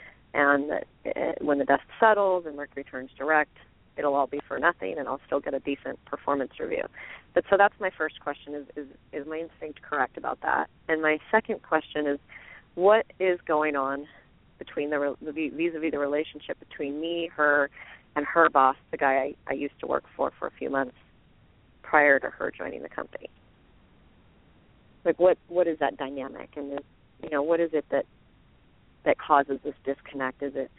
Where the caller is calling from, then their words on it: Santa Cruz, California, United States; I'm from Santa Cruz.